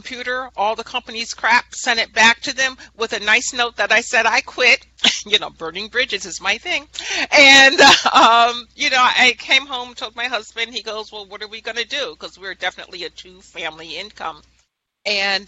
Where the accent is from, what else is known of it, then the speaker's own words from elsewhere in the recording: Guilderland, New York, United States; I was born and raised in Guilderland, New York